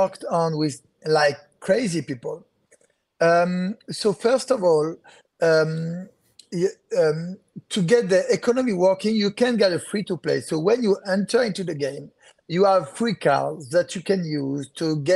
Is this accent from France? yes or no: yes; France; accent: French; English is a second language; people know that I'm French regarding to my accent.